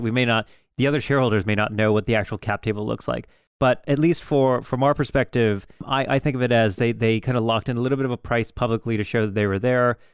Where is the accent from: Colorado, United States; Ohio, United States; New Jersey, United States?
Ohio, United States; Youngstown; I was born in Youngstown.